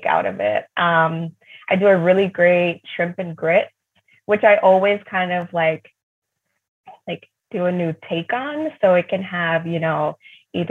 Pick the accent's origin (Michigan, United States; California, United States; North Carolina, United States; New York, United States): New York, United States; when I was growing up in New York